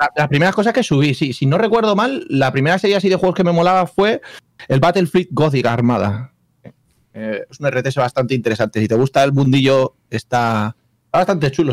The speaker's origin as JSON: {"language": "Spanish", "country": "Spain", "moved": "as an adult", "lives_now": "Scotland, United Kingdom", "said": "Yo soy, yo soy un señor español que vive en Escocia desde hace ya muchos años"}